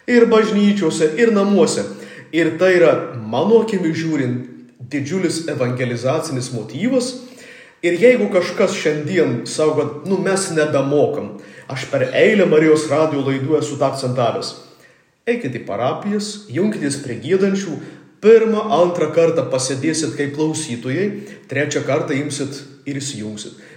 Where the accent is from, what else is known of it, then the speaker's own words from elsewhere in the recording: Samogitia, Lithuania; mes žemaičiai